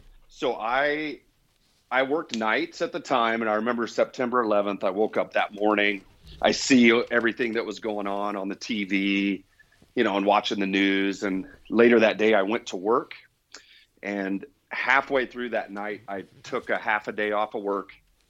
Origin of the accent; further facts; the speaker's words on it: Indiana, United States; So I was born and raised in Indiana and lived there pretty much all the way through into adult life.